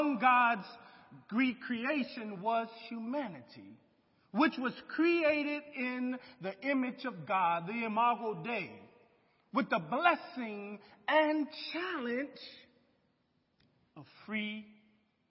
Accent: United States; I love being an American

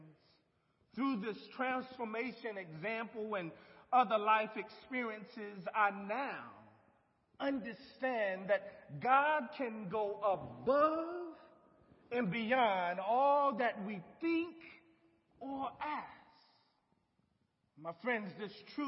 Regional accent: Lake City, South Carolina, United States; moved away; our hometown of Lake City was a small town, painted with acres and acres of tobacco fields and warehouses

